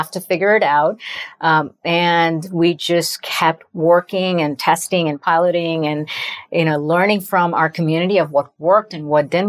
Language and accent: English; India; now in United States; I still remember taking a one way flight to America from my hometown in India in 1997 and looking around myself and thinking, my gosh, I don't look like anyone else. I don't like sound like anyone else.